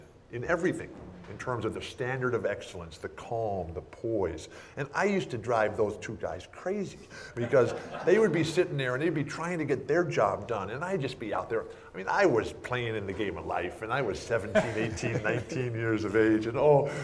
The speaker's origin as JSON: {"language": "English", "town": "San Diego", "region": "California", "country": "United States", "tie": "born or raised there", "said": "I'm from San Diego here"}